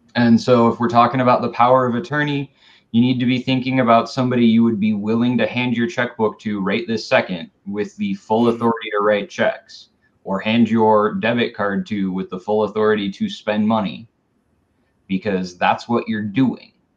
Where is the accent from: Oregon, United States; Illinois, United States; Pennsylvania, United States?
Oregon, United States; Tualatin; I grew up in Tualatin